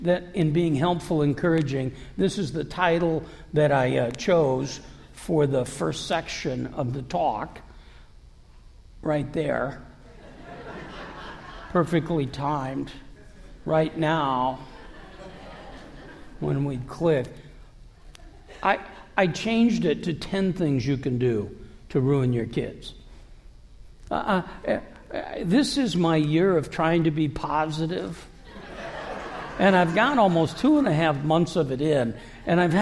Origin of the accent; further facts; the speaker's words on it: Davenport, Iowa, United States; moved away; I'm from Davenport, which is 80 miles north of Burlington. But I'm from Iowa.